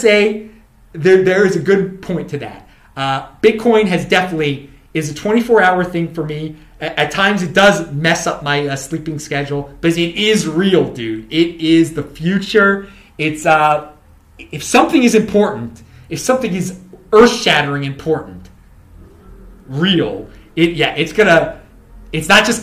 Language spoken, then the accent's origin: English; Baltimore, Maryland, United States; moved away; I'm from Baltimore originally